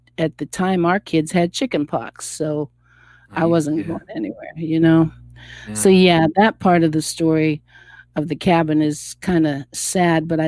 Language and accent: English; Appalachian Pennsylvania, United States; now in Columbus, United States; I was born in Appalachian, Pennsylvania.